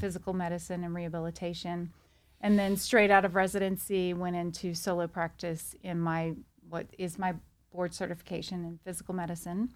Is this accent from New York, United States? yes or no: no; Louisiana, United States; moved away as an adult; now in Texas, United States; I'm from Louisiana